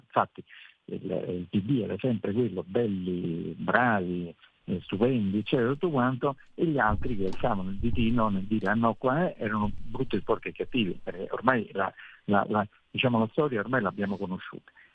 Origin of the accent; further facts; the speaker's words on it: Italy; sono l'unico italiano relatore ombra in Commissione Econ